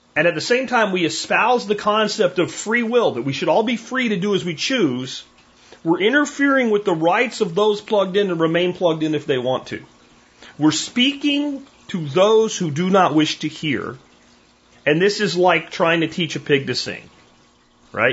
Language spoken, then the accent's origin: English; Pennsylvania, United States; moved away as an adult; my little homestead I grew up on in Pennsylvania